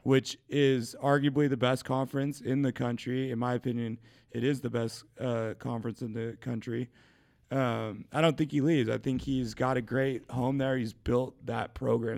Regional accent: Shelton, Washington, United States; moved away; I'm a kid from Shelton, um, Shelton, Washington

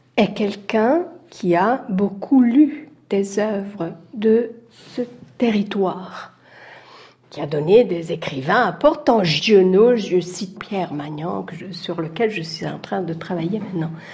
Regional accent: Italy; je suis italienne

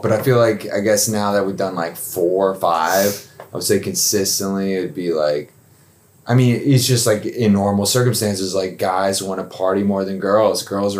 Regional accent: Atlanta, Georgia, United States; I'm from Atlanta.

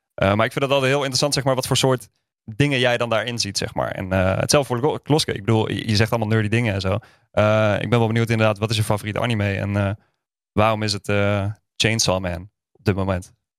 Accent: Groningen, Netherlands; now in Utrecht, Netherlands; Ik kom uit Groningen, maar ik woon dus in Utrecht.

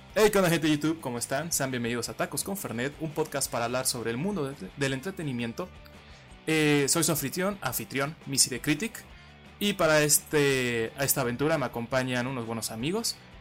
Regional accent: Mexico; yo soy mexicano

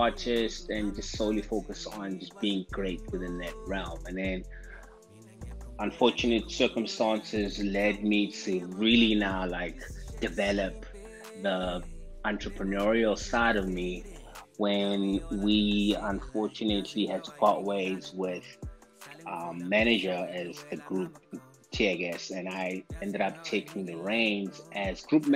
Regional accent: Mpumalanga, South Africa; moved away as an adult; also born or lived in Soweto, South Africa; now in Johannesburg, South Africa; my hometown where I hail from, where I was, you know, where I grew up

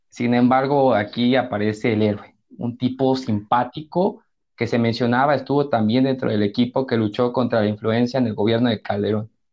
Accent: Mexico; somos como mexicanos

